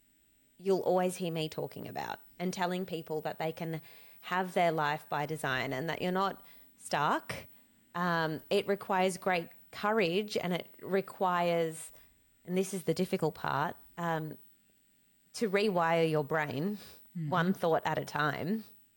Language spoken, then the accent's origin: English; Cape Town, Western Cape, South Africa; born there; And so I was born in 1984 in Cape Town, South Africa, at the peak of the apartheid, and Nelson Mandela was in prison.